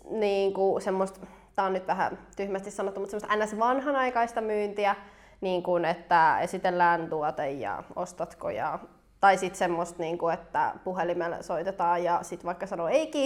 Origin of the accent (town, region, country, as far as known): Helsinki, Uusimaa, Finland